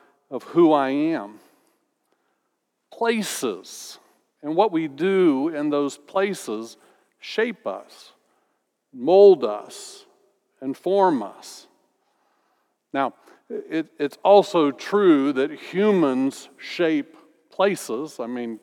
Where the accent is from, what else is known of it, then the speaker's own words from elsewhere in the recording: Orlando, Florida, United States; moved away as an adult; also born or lived in North Carolina / Tallahassee, Florida; Growing up in Orlando